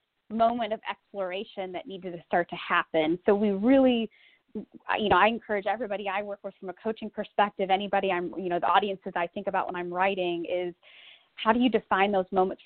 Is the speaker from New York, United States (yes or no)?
no; Republic, Ohio, United States; moved away as an adult; also born or lived in Silicon Valley, California; my life post-Republic, Ohio